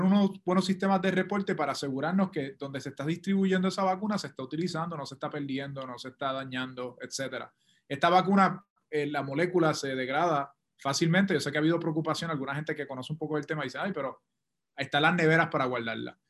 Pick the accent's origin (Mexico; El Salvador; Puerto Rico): Puerto Rico; nuestra propia experiencia como puertorriqueños